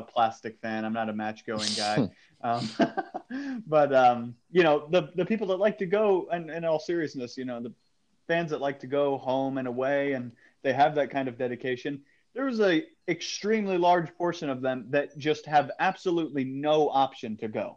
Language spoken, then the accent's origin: English; United States; an American who lives very far away from there